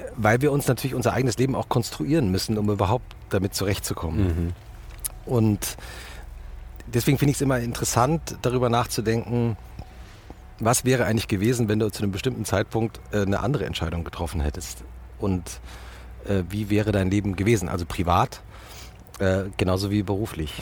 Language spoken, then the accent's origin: German; Langgöns, Hesse, Germany; moved away as an adult; also born or lived in Munich; ich bin ja in Langgöns aufgewachsen.